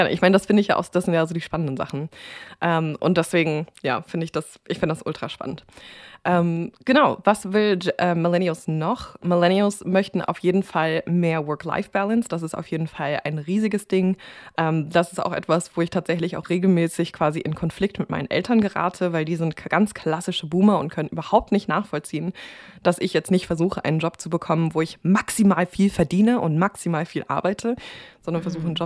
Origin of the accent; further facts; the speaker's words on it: United States; also born or lived in Germany; weil ich ja als Amerikanerin in Deutschland gelebt habe